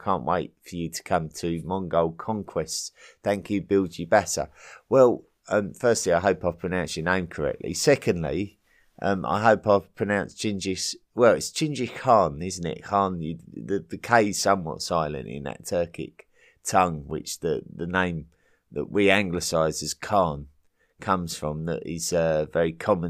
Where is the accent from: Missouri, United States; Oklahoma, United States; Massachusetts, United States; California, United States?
Oklahoma, United States; Since I'm from Oklahoma in the US, we've got a large and complicated presence of our native population.